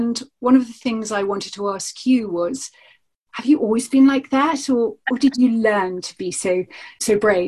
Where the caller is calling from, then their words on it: East of England, United Kingdom; Well, I'm in Norfolk, so I can empathise with the rolling fields